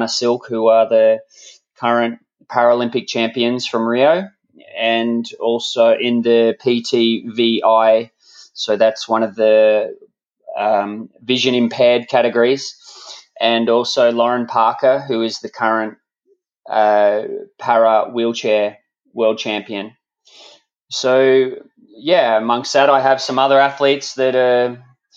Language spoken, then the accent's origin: English; Australia; I'm an Australian high performance triathlon coach